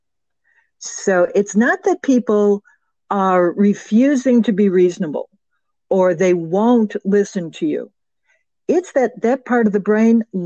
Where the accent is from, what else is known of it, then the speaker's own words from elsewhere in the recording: Chicago, Illinois, United States; I'm a native Chicagoan. I'm from originally from Marquette Park and West Englewood. So I grew up in a very volatile world.